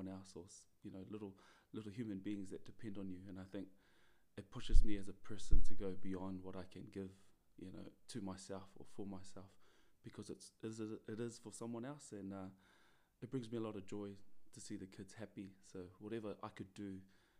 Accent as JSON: {"language": "English", "country": "New Zealand", "tie": "born or raised there", "moved": "yes", "said": "Growing up in New Zealand, I was born in New Zealand."}